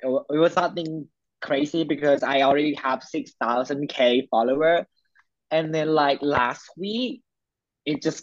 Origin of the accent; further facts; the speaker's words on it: Cha-am, Phetchaburi, Thailand; English is a second language; Even though I'm in Thailand, English is not my first language